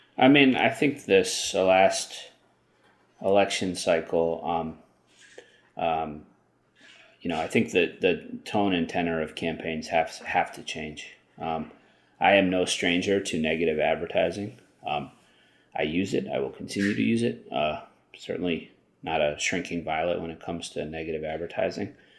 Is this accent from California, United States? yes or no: no; Long Island, New York, United States; I grew up on, uh, Long Island, which is why I speak English so perfectly